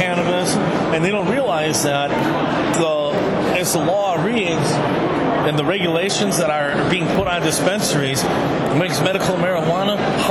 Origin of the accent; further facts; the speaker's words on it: Illinois, United States; I'm pretty much an Illinoisan my whole life.